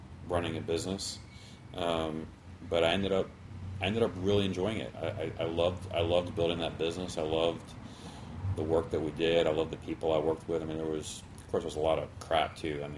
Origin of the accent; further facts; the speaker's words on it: Louisville, Kentucky, United States; moved away as an adult; also born or lived in Sydney, Australia / Baltimore; now in Houston, United States; I grew up in Louisville.